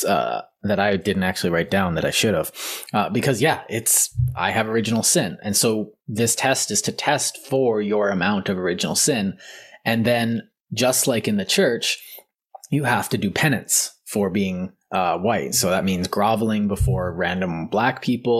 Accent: Canada; I'm Canadian

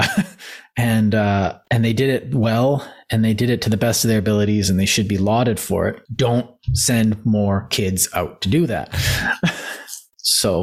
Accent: Canada; I'm from Canada

